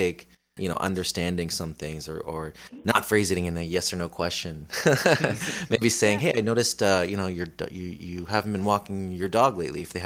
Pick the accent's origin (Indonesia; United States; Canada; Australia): Canada; Niagara, Ontario; I'm from Niagara